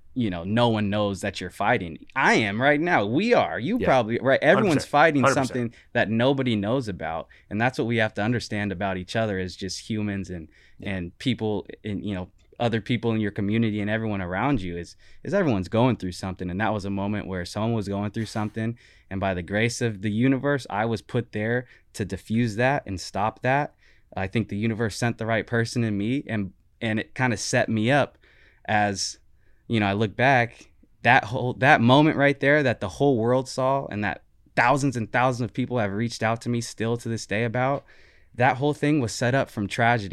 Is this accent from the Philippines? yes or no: no; Portland, Oregon, United States; also born or lived in Gresham, Oregon / Beaverton, Oregon; growing up in Gresham and Portland and Beaverton and all